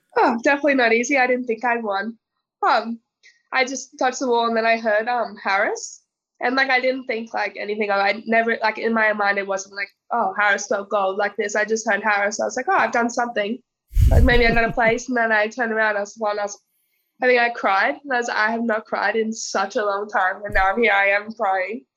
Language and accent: English; North Queensland, Australia; so I grew up in North Queensland